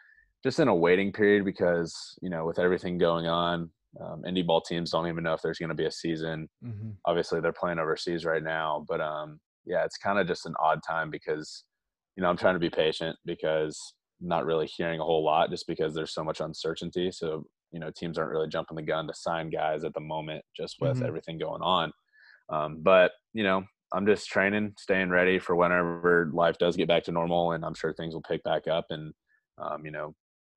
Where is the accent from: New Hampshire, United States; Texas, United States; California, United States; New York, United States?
Texas, United States; The Woodlands; also born or lived in Orlando, Florida / Arlington, Texas; I lived there for 9 years before moving to Houston, Texas, the Woodlands more specifically.